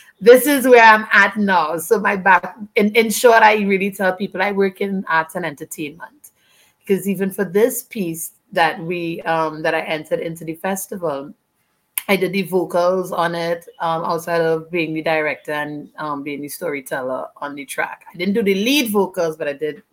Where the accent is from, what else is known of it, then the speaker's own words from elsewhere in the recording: Trinidad & Tobago; from Trinidad and Tobago